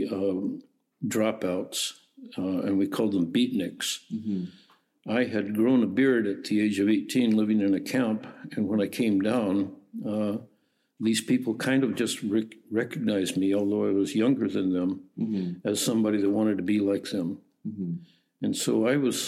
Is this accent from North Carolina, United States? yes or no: no; Alaska, United States; also born or lived in Sweden; now in Canada; growing up in Alaska